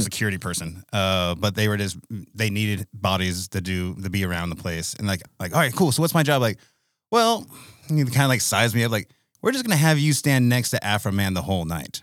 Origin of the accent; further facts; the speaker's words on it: United States; I'm American